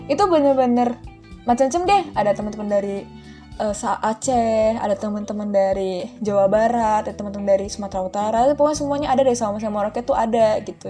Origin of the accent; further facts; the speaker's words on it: Kuala Lumpur, Malaysia; jadi aku akhirnya dilahirkan di sana di Kuala Lumpurnya di Malaysia di Kuala Lumpur di ibu kotanya terus dan nah, setelah aku lahir itu yaitu aku lanjut pendidikan SD sekolah dasar di sekolah negeri di Malaysia